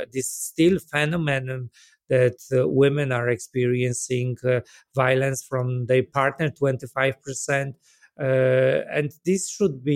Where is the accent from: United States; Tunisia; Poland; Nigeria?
Poland; I come from Poland myself